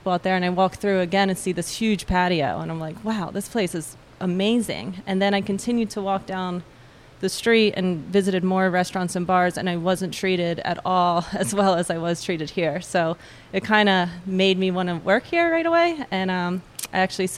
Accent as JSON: {"language": "English", "region": "New Jersey", "country": "United States", "tie": "born or raised there", "also_born_or_lived": "Hawaii", "moved": "as an adult", "said": "I grew up in New Jersey"}